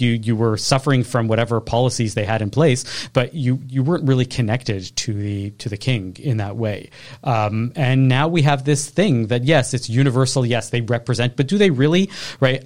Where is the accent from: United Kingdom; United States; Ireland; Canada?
Canada